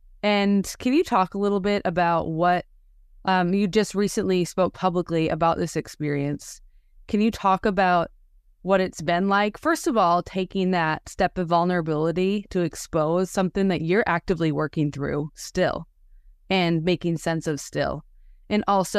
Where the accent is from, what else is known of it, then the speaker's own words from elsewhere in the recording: Wisconsin, United States; now in Houston, United States; I'm from Wisconsin. I live in Houston now, but hadn't really been to Waco.